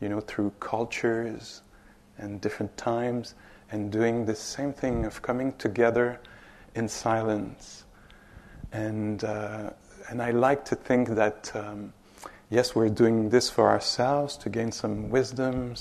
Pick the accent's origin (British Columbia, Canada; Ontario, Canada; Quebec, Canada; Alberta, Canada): Quebec, Canada; Montreal; English is a second language; I'm from Montreal, straight up. 5-6 hours up north. So I'm Quebecois, Canadian